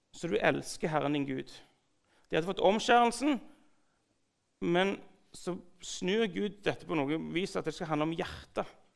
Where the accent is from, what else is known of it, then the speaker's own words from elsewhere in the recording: Sandnes, Rogaland, Norway; jeg vokste opp på bedehuset på Gandal.